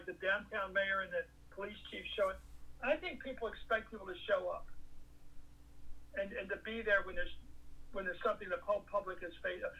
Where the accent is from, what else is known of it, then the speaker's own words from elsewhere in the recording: Philadelphia, Pennsylvania, United States; I grew up in Philly, right on the border